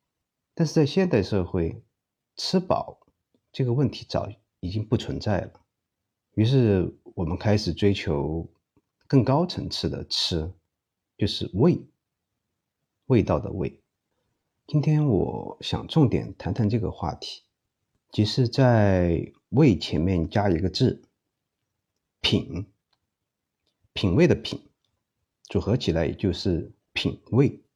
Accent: Chengdu, Sichuan, China; 是因为我认为作为一个成都人，教大家做地道的老川菜，应该用标准的成都话，这样才是最贴切的。

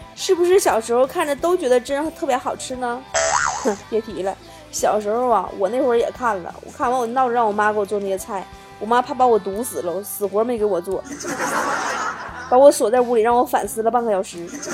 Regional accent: China; 我们中国人

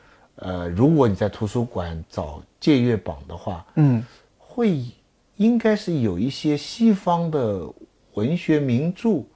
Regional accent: China; 那今天也还是我们中国人，我们希望我们的子孙跟妈妈一样聪明

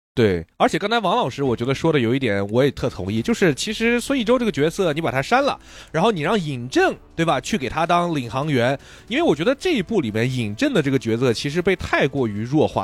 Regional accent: Bayanbulak, Xinjiang, China; moved away; 我还是个新疆人，我小时候就在巴音布鲁克哦，这个地儿是，长大的

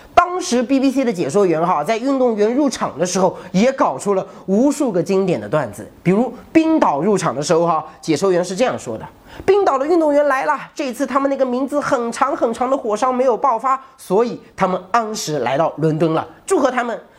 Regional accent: China; 作为中国人哈，我们一定要支持孙杨。

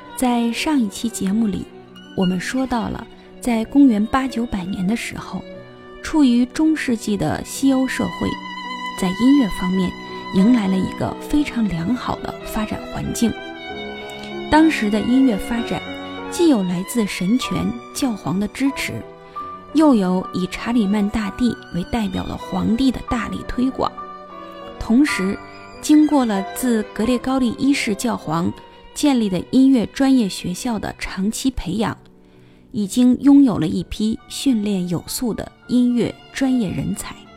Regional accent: China; 我们中国人

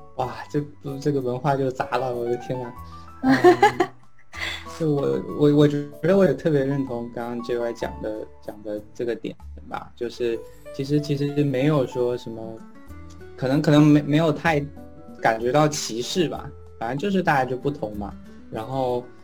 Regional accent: China; moved away as an adult; also born or lived in Pittsburgh, United States; now in United States; 反正没有人觉得我是中国人

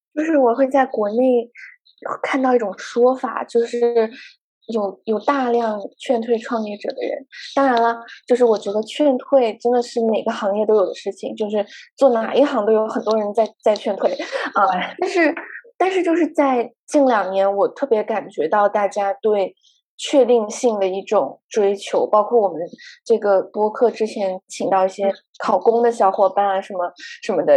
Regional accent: Guangzhou, Guangdong, China; moved away as an adult; also born or lived in Hong Kong; 虽然我成长在广州，但是我从来 不讲粤语，就在广州的时候，因为我家人并不是，就是以粤语为母语的

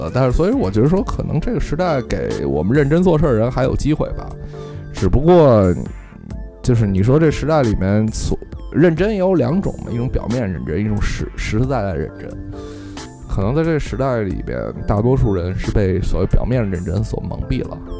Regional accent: China; 我们其实生活在两个完全不同的文化体系中，我们说中国话，这个这个写中国字

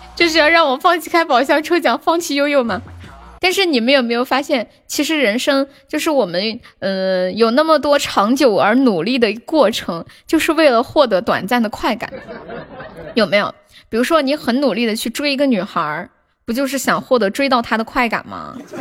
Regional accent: Harbin, Heilongjiang, China; 我说东北哈尔滨的

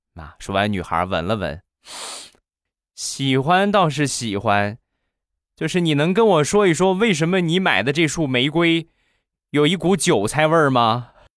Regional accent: Rizhao, Shandong, China; 我们家乡的特产， 日照绿茶

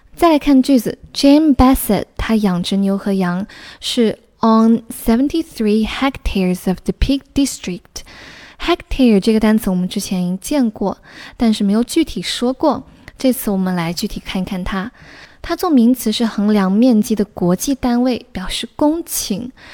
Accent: southern China, China; 我作为一个土生土长的南方人，去过最北的城市只是南京

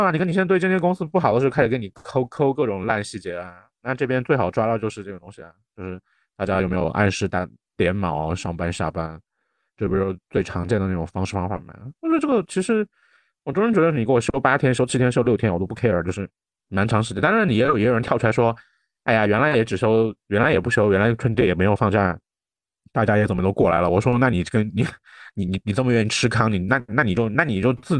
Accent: China; 作为一个中国人，哎呀，我就说你没有吧

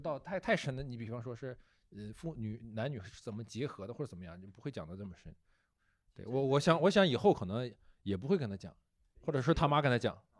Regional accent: China; 我们中国人在讲这方面的事情嗯，可能还是比较含蓄

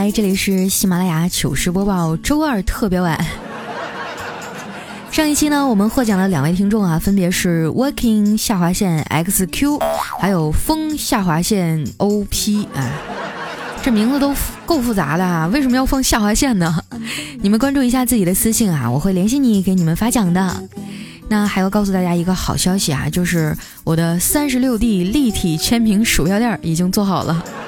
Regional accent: Northeast China, China; moved away; 我也是东北人，我是丹东爱养的

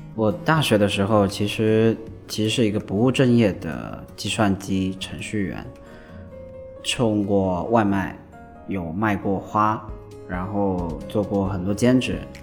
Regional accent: Shenzhen, Guangdong, China; 我从小就在深圳长大，呃，很喜欢深圳这座城市

